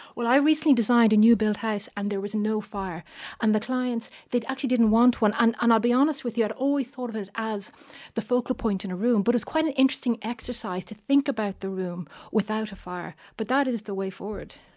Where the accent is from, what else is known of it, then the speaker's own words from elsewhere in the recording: Bray, County Wicklow, Ireland; I was brought up in Bray County, Wycliffe